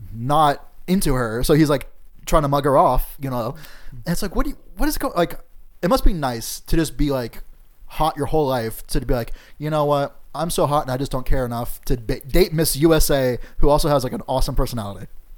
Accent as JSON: {"language": "English", "region": "North East England", "country": "United Kingdom", "said": "Because, oh, yeah, we're both Geordie boys, you know, or whatever the fuck."}